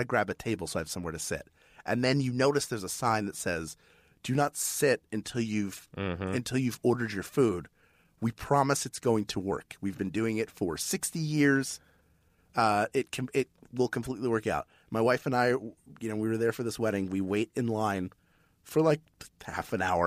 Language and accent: English; Philadelphia, Pennsylvania, United States; I'm from Philadelphia